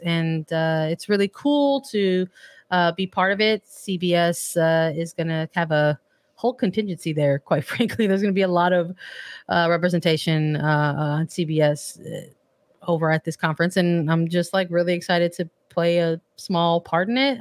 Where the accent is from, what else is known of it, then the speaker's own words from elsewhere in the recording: Illinois, United States; I'm from Illinois